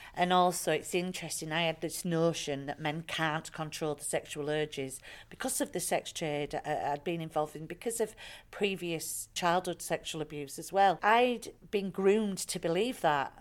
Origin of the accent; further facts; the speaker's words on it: Bradford, Yorkshire and the Humber, United Kingdom; I am a white working class woman from Bradford, very proud of my working class roots.